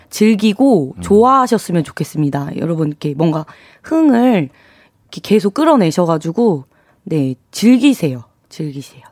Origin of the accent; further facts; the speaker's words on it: Dangjin, South Chungcheong, South Korea; moved away; 저는 완전 당진 출신이고.